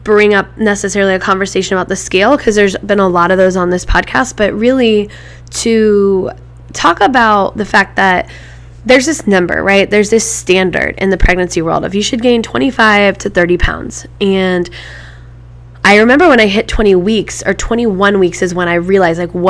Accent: Midwest, United States; growing up in the Midwest

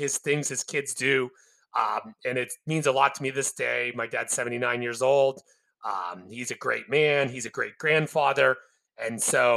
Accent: Western Pennsylvania, United States; I grew up in Western Pennsylvania

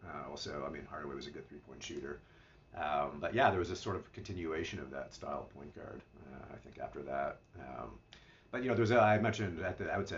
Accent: Ottawa, Ontario, Canada; growing up in Ottawa, the level of competition that I was playing

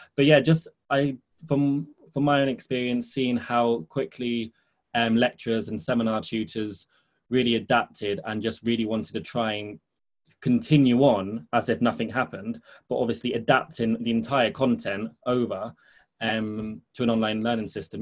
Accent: Spain; moved away as an adult; now in London, United Kingdom; I grew up in Spain. I spent 14 years there before coming to London to study

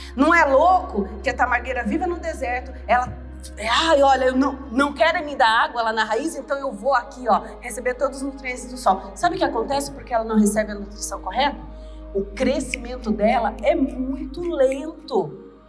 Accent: Recife, Pernambuco, Brazil; moved away; eu vim da favela de Recife. Eu saí dessa cidade, eu não tinha nem um segundo grau.

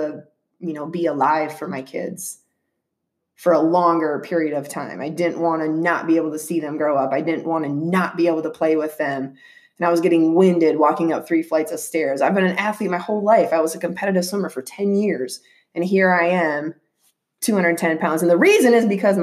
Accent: Minnesota, United States; moved away as an adult; now in Phoenix, United States; I'm originally from Minnesota

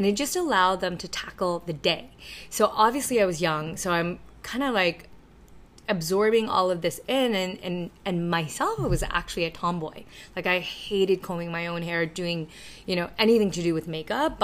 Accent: Toronto, Ontario, Canada; English is a second language; also born or lived in China; we grew up in Scarborough

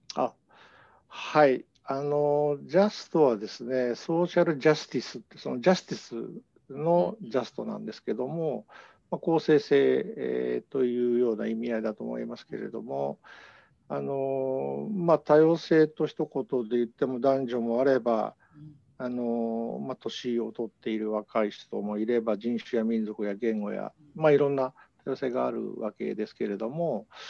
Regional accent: Hamamatsu, Shizuoka, Japan; moved away; also born or lived in Osaka / Tokyo / New York; 静岡県の浜松で生まれてですね

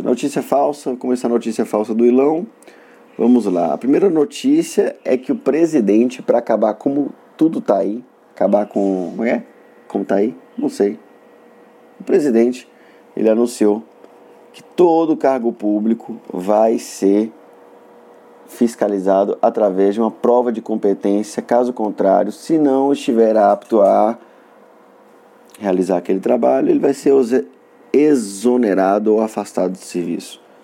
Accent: Montes Claros, Minas Gerais, Brazil; accent: norte mineiro; eu deveria comentar a respeito do meu sotaque é porque eu sou norte mineiro do é, localizado na cidade de Montes Claros

